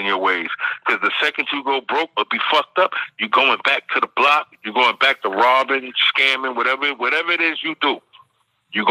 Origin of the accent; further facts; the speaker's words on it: New York City, New York, United States; I grew up in Bed-Stuy